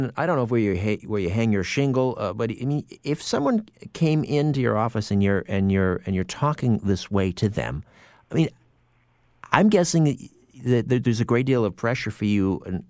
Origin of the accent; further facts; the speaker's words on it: Brantford, Ontario, Canada; my hometown, Brantford, Ontario.